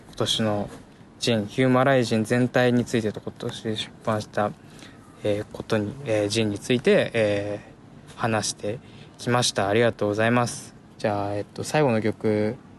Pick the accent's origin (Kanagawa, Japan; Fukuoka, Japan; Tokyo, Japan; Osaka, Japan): Tokyo, Japan; 僕は東京生まれ東京育ち